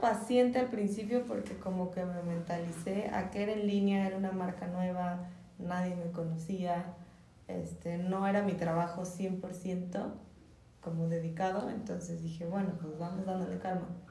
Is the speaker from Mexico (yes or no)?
yes; Michoacán, Mexico; nosotros como mexicanos